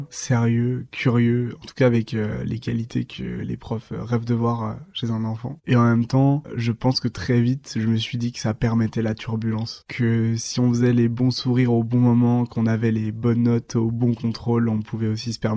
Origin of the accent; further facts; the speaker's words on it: near Langres, Grand Est, France; also born or lived in Dijon; now in Nancy, France; tu peux te retrouver au milieu des vaches comme ça dans un village de 100 habitants. J'ai grandi avec ma petite sœur et ma maman à Anroset.